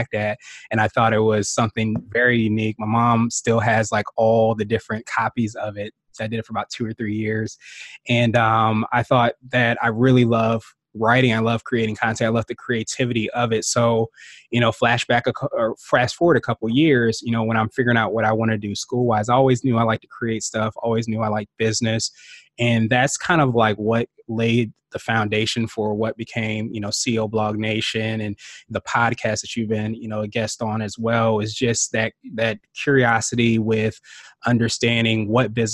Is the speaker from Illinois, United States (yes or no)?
no; Woodbridge, Virginia, United States; also born or lived in Washington, D.C. area; Grew up in Woodbridge, Virginia, which is probably about 45 minutes or so outside